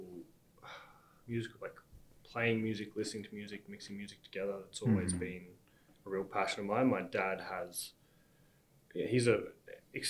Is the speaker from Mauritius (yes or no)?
no; Canberra, Australian Capital Territory, Australia; I also grew up in Canberra. I was in a little village called Hall Village